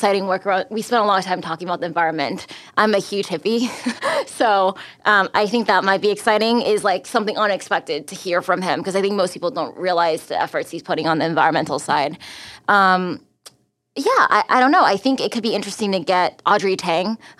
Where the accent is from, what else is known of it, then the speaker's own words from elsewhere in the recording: United States; also born or lived in Taiwan; I am American Taiwanese